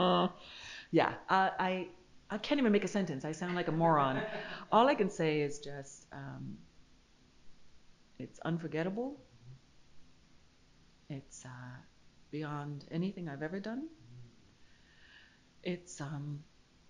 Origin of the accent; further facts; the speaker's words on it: Canada; moved away; I'm from Canada originally